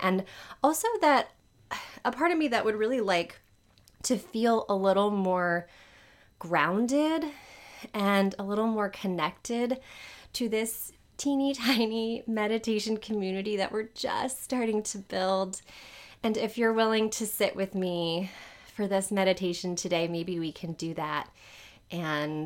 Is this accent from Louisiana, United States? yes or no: yes; New Orleans, Louisiana, United States; I live in New Orleans. This is where I was born and raised. I am a proud New Orleanian